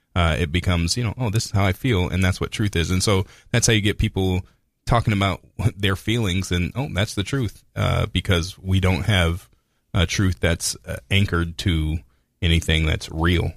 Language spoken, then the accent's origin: English; United States; we're American